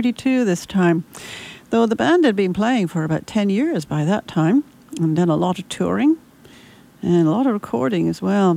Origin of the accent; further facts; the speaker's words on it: Canada; We're Canadian.